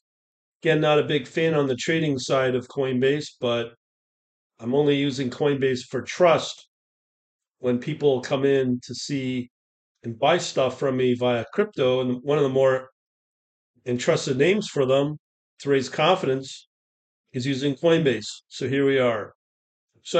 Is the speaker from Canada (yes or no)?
yes; Canada; as a Canadian